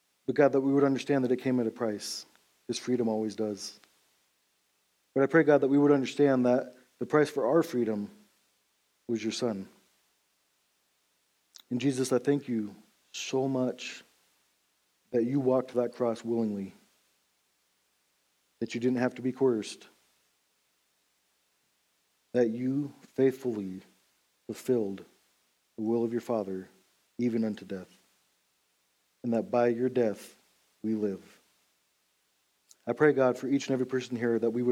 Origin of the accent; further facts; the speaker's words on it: United States; I love being an American. I love living in America